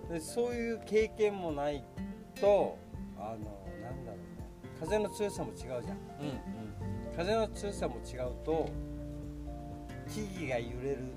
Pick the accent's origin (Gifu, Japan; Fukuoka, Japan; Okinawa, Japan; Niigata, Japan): Okinawa, Japan; Ishigaki; 石垣生まれ石垣育ち